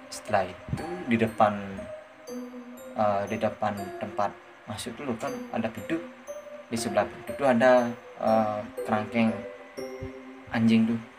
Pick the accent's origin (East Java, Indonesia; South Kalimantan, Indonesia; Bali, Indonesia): Bali, Indonesia; aku uh, berlibur ke desaku yang di timur Buleleng